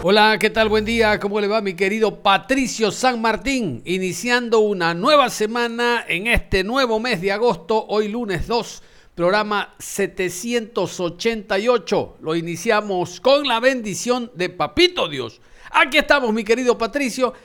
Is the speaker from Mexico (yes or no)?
no; Ecuador; todos los ecuatorianos